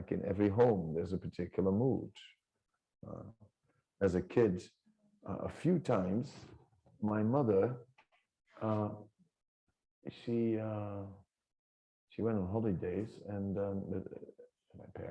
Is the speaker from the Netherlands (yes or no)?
yes; Holland near Amsterdam, North Holland, Netherlands; my family, I'm from Holland near Amsterdam